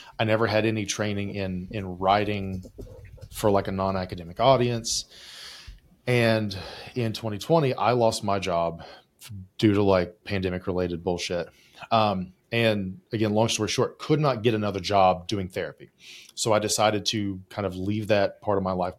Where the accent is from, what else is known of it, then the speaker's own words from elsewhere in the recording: West Virginia, United States; I'm from West Virginia.